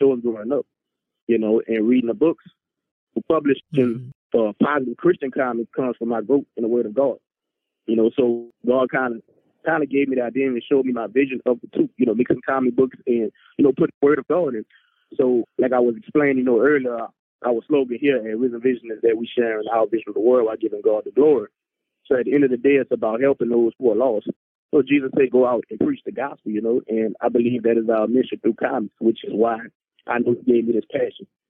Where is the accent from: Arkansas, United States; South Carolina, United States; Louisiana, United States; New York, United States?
Louisiana, United States; New Orleans; New Orleans, which is my hometown